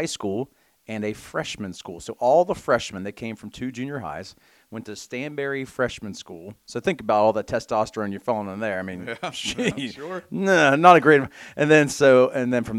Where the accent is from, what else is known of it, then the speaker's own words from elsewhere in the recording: Belpre, Ohio, United States; I grew up in Belpre, Ohio